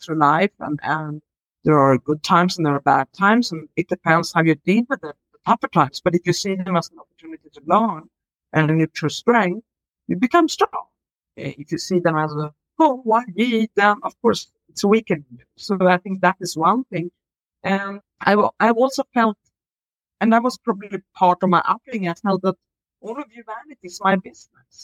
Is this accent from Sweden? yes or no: yes; Sweden; I grew up in Sweden